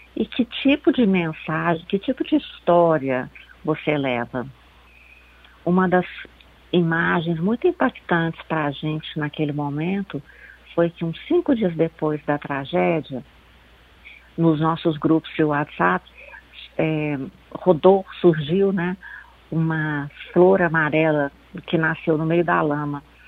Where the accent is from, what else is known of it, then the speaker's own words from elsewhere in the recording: Belo Horizonte, Minas Gerais, Brazil; Eu sou de Belo Horizonte, aqui em Belo Horizonte